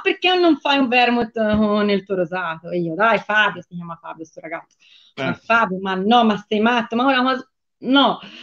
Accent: Tuscany, Italy

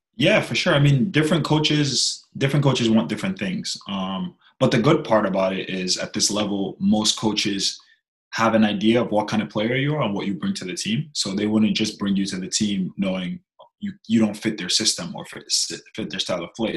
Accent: New York, United States; moved away as an adult; now in Birmingham; growing up in New York

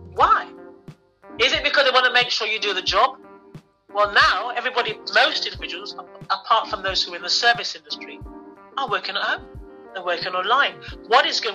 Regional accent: London, United Kingdom; I am actually born and bred in London

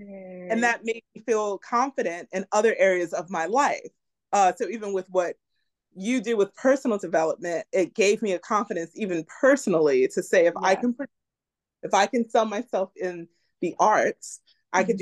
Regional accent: New York City, New York, United States; growing up in New York and being able to go uptown

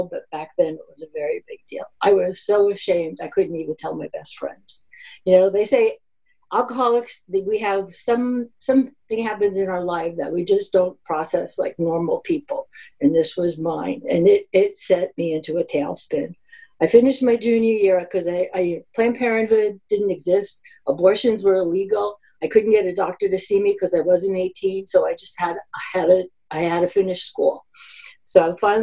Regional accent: New Jersey, United States; I'm a kid from New Jersey, born upper middle class suburbia, it's a very small town

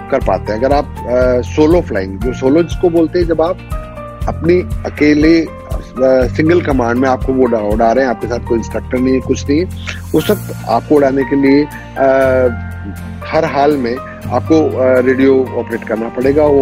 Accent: India; हमारी मातृभाषा है हिंदी से अच्छा क्या होता है यही बोलते हुए बड़े हुए

